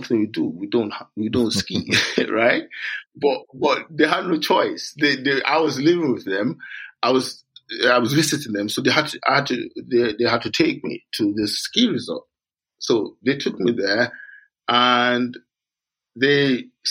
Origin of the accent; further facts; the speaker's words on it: Nigeria; moved away as an adult; also born or lived in London / Edinburgh; now in Scotland, United Kingdom; I grew up in Nigeria.